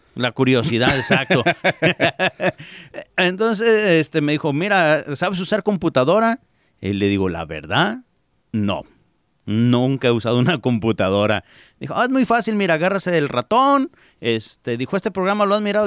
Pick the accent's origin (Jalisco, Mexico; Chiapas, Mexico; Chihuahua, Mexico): Jalisco, Mexico; moved away as an adult; now in United States; me fui a, Jalisco